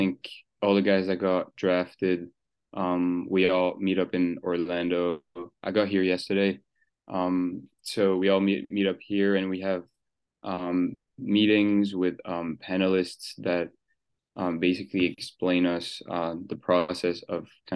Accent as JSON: {"language": "English", "country": "Switzerland", "tie": "born or raised there", "moved": "as an adult", "lives_now": "United States", "said": "So yeah, I was born in Switzerland. My dad is from Senegal. He moved there when he was 16, and my mom was born in Switzerland."}